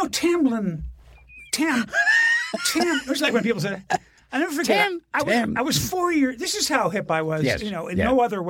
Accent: Miami, Florida, United States; Miami, where I grew up.

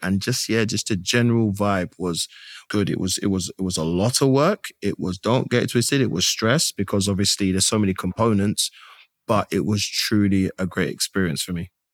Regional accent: London, United Kingdom; I am a British born East London man with Grenadian heritage.

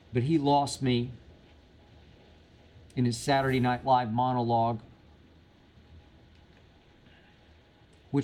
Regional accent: Oklahoma, United States; I did grow up in what used to be called Indian Territory, state of Oklahoma

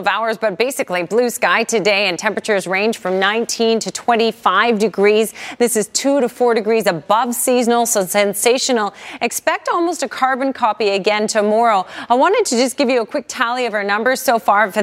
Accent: Surrey, British Columbia, Canada; My hometown, Crescent Beach

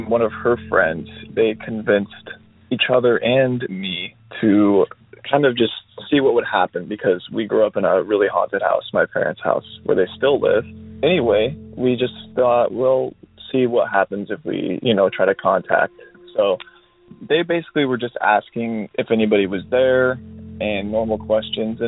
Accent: Oregon, United States; I'm from Oregon

